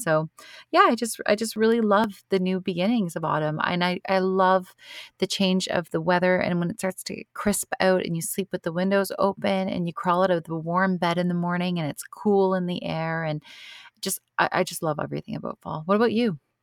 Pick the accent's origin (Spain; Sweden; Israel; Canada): Canada; being Canadian, we have Thanksgiving in October